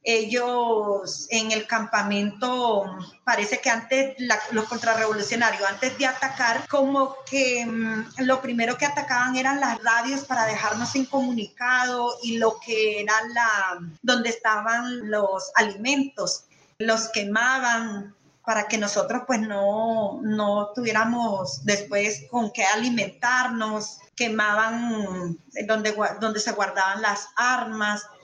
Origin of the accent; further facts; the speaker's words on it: Nicaragua; moved away as an adult; now in Colombia; soy nicaragüense, eh, tengo ya 20 años de vivir en Colombia